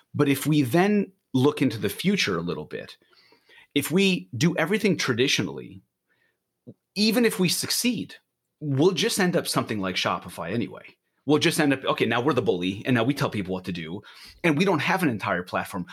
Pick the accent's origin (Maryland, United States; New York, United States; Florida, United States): New York, United States; also born or lived in Israel; now in Portland, United States; I'm from Israel originally, grew up in New York, and have been living in Portland with my family